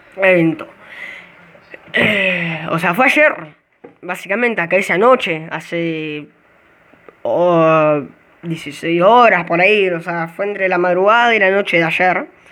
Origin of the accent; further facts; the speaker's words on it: Argentina; Yo soy de Buenos Aires, yo soy del interior